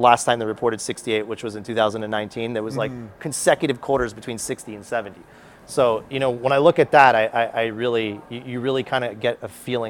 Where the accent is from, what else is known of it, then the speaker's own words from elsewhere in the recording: Canada; I'm a Canadian